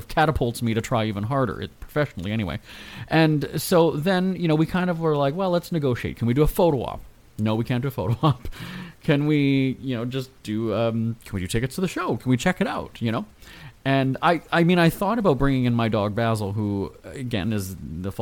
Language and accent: English; Winnipeg, Manitoba, Canada; my hometown of Winnipeg